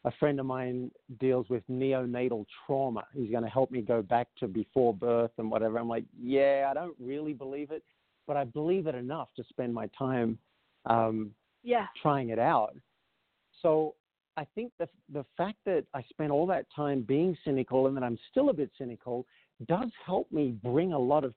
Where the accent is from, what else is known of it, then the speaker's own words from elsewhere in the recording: Australia; grew up in an Australian town as an Australian male.